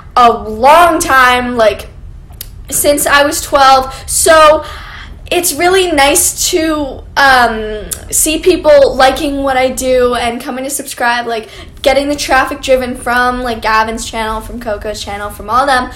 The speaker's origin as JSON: {"language": "English", "country": "Canada", "said": "I'm actually from Canada"}